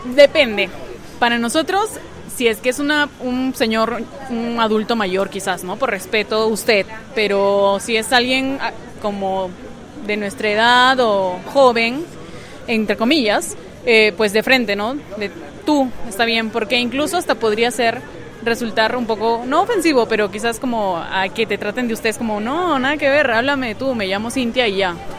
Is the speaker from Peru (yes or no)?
yes; Peru